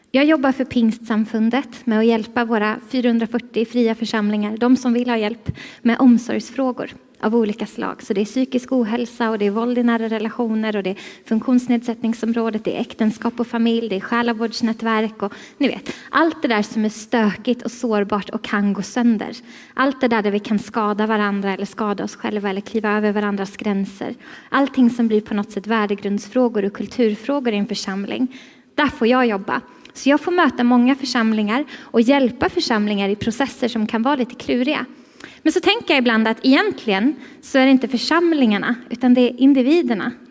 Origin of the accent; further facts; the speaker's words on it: Stockholm, Stockholm County, Sweden; Alltså jag är ju stockholmare. Jag vet att det inte riktigt låter som det nu, men det är för att jag har varit här sedan igår och då blir det så här.